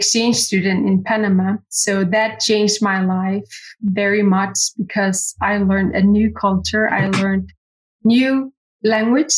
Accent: Qaqortoq, Greenland; first language Greenlandic; English is a second language; now in Nuuk, Greenland; I was born and raised in South Greenland, a little city called Qaqortoq.

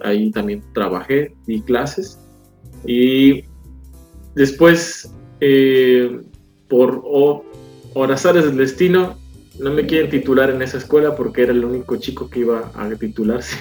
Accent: Córdoba, Veracruz, Mexico; yo soy originario de Córdoba, Veracruz

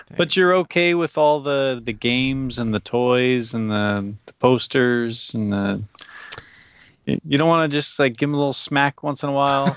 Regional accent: New Jersey, United States; now in Japan; I come from Jersey, but I'm in Japan

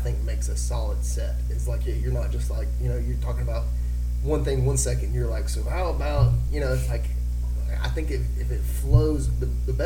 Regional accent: Tennessee, United States; my home state

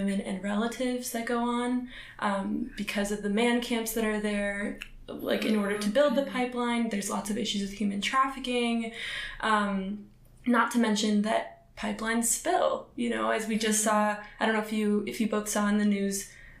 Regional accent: Chicago, Illinois, United States; also born or lived in Israel; I'm from the Chicago area originally. Actually, I wasn't born in the Chicago area. I'm actually originally born in Israel, so-called Israel, Palestine.

